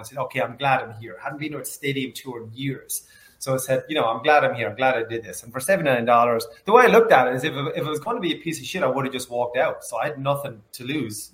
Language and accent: English; Ireland; I grew up in Ireland, as you can probably tell